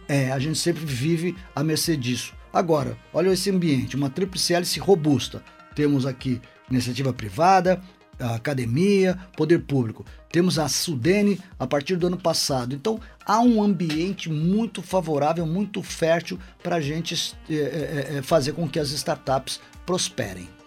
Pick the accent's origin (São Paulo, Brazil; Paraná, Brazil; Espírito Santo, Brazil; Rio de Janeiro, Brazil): São Paulo, Brazil; now in Governador Valadares, Brazil; Eu, eu sou paulistano de nascimento